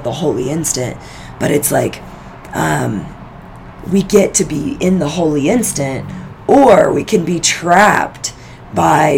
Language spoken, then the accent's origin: English; Arkansas, United States; I'm from Arkansas